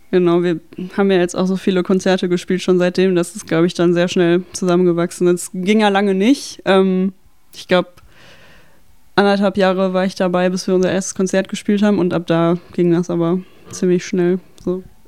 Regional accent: Dortmund, North Rhine-Westphalia, Germany; ich komme aus Dortmund und ich bin so im Umkreis Dortmund-Schwerte sozialisiert.

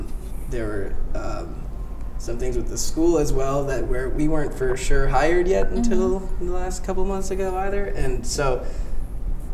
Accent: Los Angeles, California, United States; moved away as an adult; now in Redondo Beach, United States; growing up here my whole life

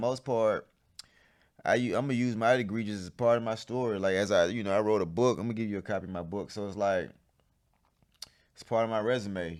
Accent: College Park, United States; so I grew up in College Park

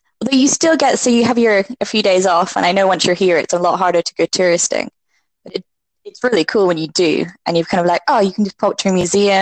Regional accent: Elgin, Scotland, United Kingdom; moved away as an adult; now in London, United Kingdom; I am from Elgin, between Aberdeen and Inverness, not far from the stunning Murrayshire coastside.

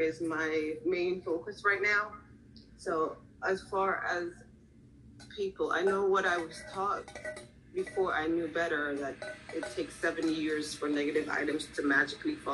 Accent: Jamaica; also born or lived in Philadelphia; now in Florida, United States; I'm actually from Jamaica.

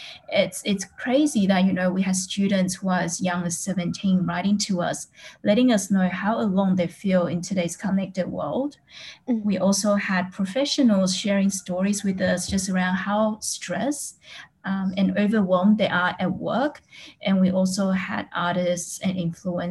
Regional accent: Australia; moved away as an adult; also born or lived in Taiwan; now in Singapore; I was born in Taiwan and I actually grew up in Australia, and now I'm in Singapore

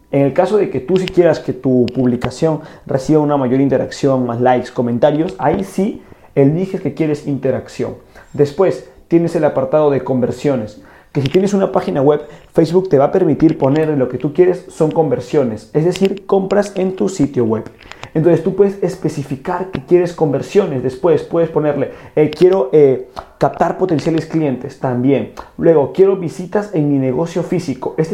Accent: Peru; fui a una conferencia de un gurú del marketing digital aquí en mi país, que es Perú, y cuando yo fui a esta conferencia, este gurú también cometió este error.

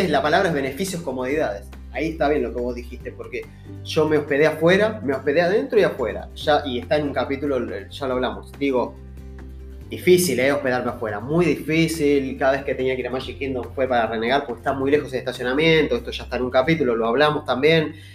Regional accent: Argentina; nosotros somos argentinos, estamos en Argentina

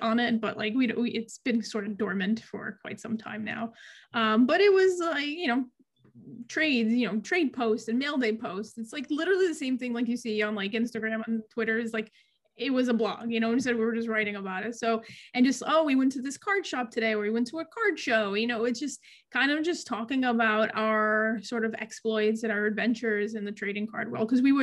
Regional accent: New York, United States; I'm from New York.

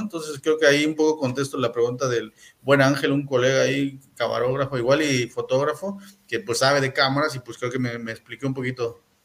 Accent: Mexico City, Mexico; now in Mérida, Mexico; soy de la Ciudad de México

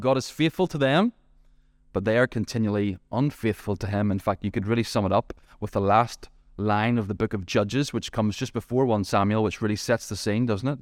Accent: Ballymena, Northern Ireland, United Kingdom; my hometown, Ballymena

